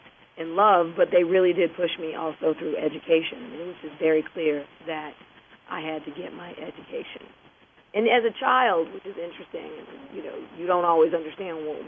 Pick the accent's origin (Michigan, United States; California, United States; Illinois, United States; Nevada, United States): Michigan, United States; Detroit; moved away; I grew up in Detroit, Michigan